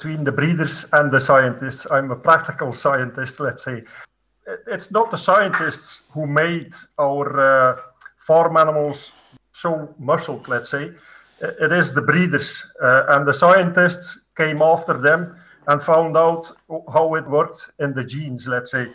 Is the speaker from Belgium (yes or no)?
yes; Dutch-speaking part of Belgium, Flanders, Belgium; I'm from the Dutch-speaking part.